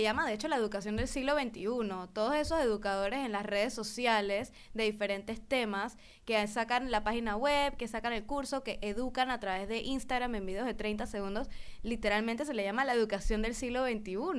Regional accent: Panama; nosotros como panameños

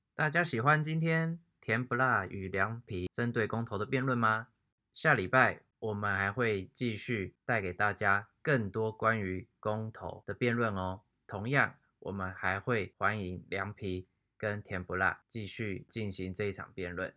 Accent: Taiwan; 因为我刚好在台湾嘛

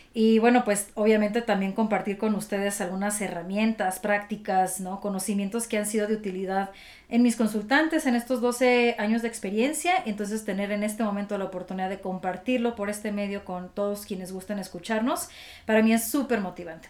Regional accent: Durango, Mexico; moved away as an adult; also born or lived in Monterrey; now in Mexico City, Mexico; Yo soy del norte del país, eh, soy de Durango

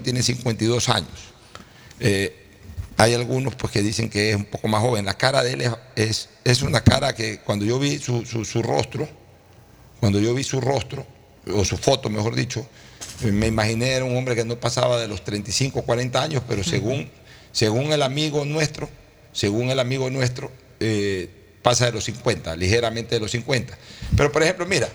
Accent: Guayaquil, Guayas, Ecuador

